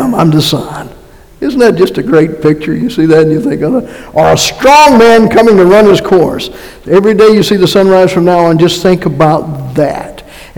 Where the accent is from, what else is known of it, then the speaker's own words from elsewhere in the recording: North Carolina, United States; moved away; also born or lived in Massachusetts; And by the way, I am from North Carolina and went to Massachusetts, so that's where I got my accent, in case somebody is wondering.